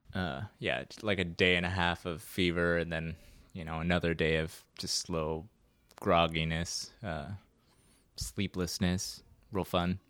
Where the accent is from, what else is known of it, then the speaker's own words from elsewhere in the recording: Baton Rouge, Louisiana, United States; I was born in Baton Rouge, Louisiana, so I'm a Southern boy.